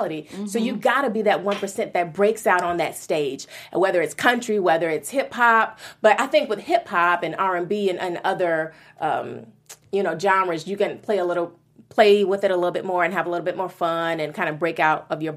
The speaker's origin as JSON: {"language": "English", "town": "Chicago", "region": "Illinois", "country": "United States", "also_born_or_lived": "New York", "said": "I'm from Chicago, so I'm a Midwest girl"}